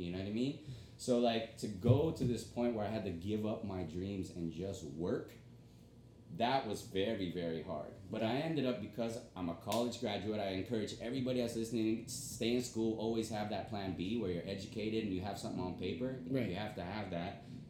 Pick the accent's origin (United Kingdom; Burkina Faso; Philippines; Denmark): Philippines; I'm Filipino, we're branching out in the Philippines